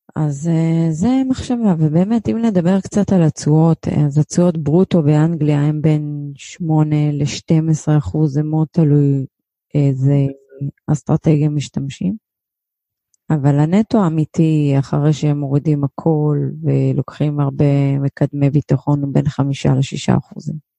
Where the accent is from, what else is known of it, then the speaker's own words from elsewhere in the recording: Israel; כמונו ישראלים שגרים בים התיכון